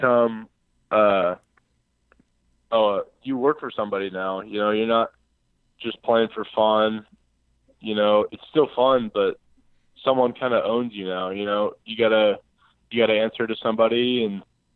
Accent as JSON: {"language": "English", "town": "Houston", "region": "Texas", "country": "United States", "said": "I'm from Northwest Houston. I'm from the Cypress area"}